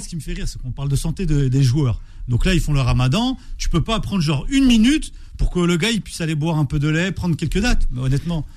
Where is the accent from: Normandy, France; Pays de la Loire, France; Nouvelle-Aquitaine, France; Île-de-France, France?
Île-de-France, France; Alfortville; je suis originaire d'Alfortville